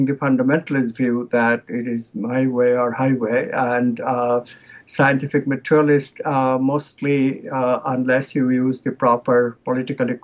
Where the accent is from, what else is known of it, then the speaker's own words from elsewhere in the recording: India; I come from India